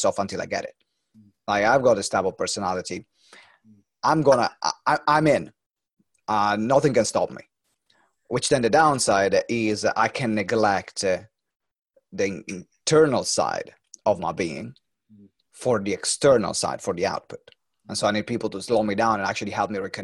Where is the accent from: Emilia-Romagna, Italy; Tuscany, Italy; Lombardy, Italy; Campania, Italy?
Emilia-Romagna, Italy; Maranello; I'm from Maranello